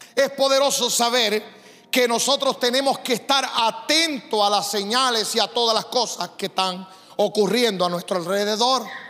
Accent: Puerto Rico; also born or lived in Decíamos allá en mi país; now in St. Louis, United States

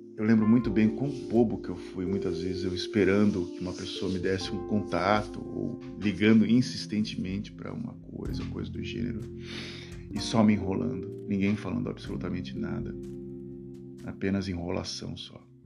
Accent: Brazil; now in Netherlands; aqui na Holanda, eu falo que eu sou brasileiro

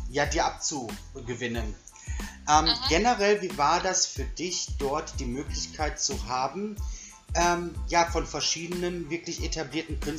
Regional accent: Netherlands; born there; dass ich irgendwie jetzt aus Italien komme, weil ich bin in Holland geboren.

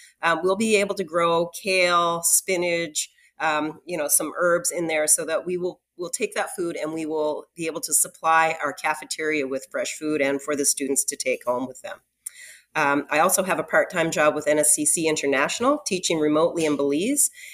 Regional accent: Annapolis Valley, Nova Scotia, Canada; When I was young, I grew up in the Annapolis Valley, and I grew up on a farm

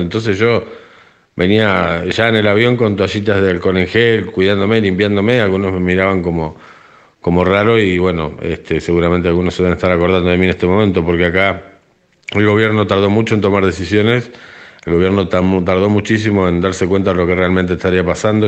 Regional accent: Argentina; now in Spain

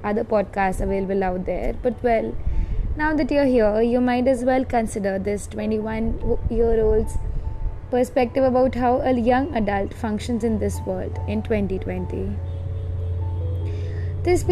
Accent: Jamshedpur, Jharkhand, India; I'm currently staying at my home in Jamshedpur, Jharkhand.

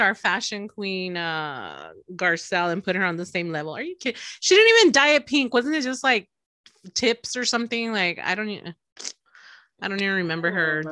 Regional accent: El Paso, Texas, United States; I'm from El Paso

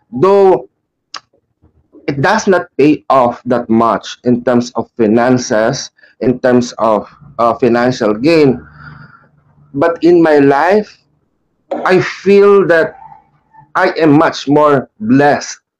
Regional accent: Philippines

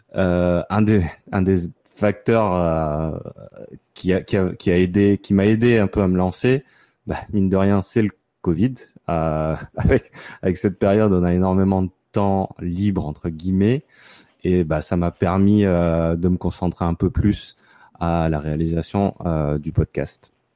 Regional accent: Gardanne, Provence-Alpes-Côte d'Azur, France; moved away as an adult; also born or lived in Paris / Montreal; now in New York, United States; je viens d'une petite ville à côté de Marseille qui s'appelle Gardanne. Euh, j'ai fait mes, les 20 premières années de ma vie euh, dans la région

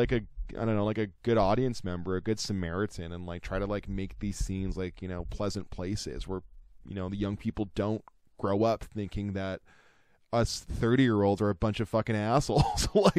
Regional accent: St. Catharines, Ontario, Canada; I went to go born and raised in St. Catharines

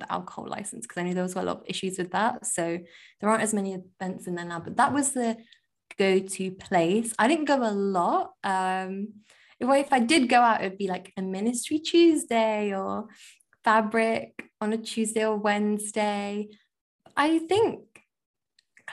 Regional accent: Leicester, East Midlands, United Kingdom; moved away as an adult; now in London, United Kingdom; I'm from Leicester

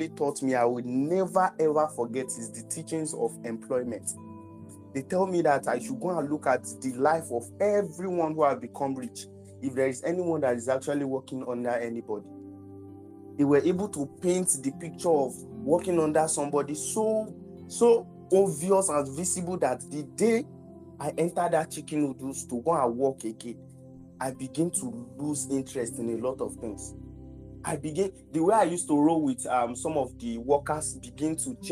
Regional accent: Lagos, Nigeria; I was born in Lagos, but I don't really used to go outside, or I don't used to explore Lagos that much

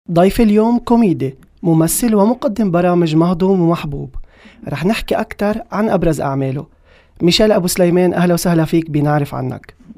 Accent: Lebanon; عندنا بلبنان

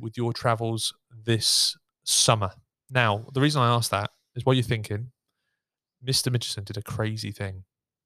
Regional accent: United Kingdom; moved away; I'm from the UK and I'm not far from London

